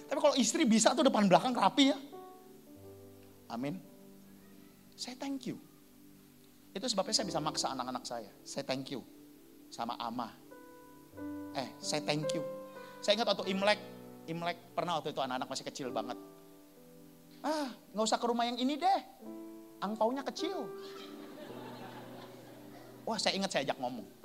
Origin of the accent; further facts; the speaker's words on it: Sumatra, Indonesia; Saya ini orang Sumatera.